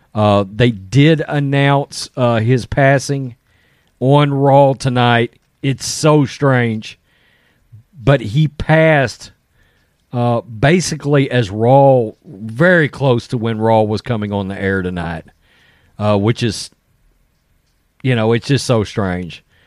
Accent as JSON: {"language": "English", "region": "Texas", "country": "United States", "tie": "born or raised there", "said": "Growing up in Texas"}